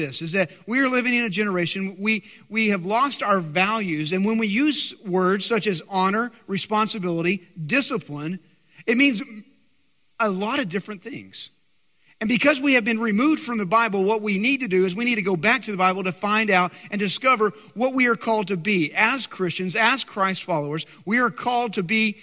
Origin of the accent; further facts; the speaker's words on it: West Texas, United States; I'm from West Texas, so I can proudly say my great-grandmother was baptized in a cattle trough.